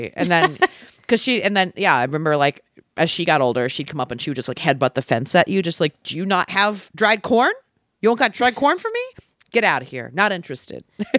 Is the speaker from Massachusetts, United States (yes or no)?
no; Maryland, United States; where I grew up in Maryland